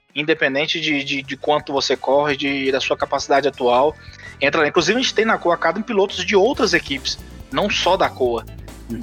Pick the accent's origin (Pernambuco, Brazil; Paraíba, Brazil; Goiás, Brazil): Goiás, Brazil; Goiânia; sou de Goiânia, natural de Goiânia